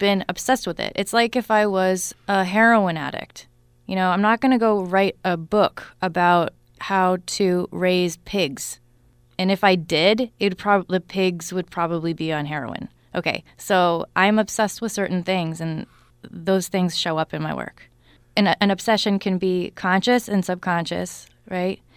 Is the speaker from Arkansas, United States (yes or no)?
no; Newton, Massachusetts, United States; I grew up in Newton, Mass.